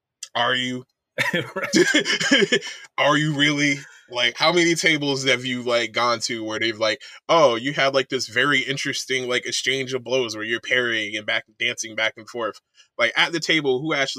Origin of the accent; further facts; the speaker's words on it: Connecticut, United States; moved away; also born or lived in Virginia / Montana; I'm from Connecticut, but I've been all over the place. I spent a good chunk of my teenage years in Virginia.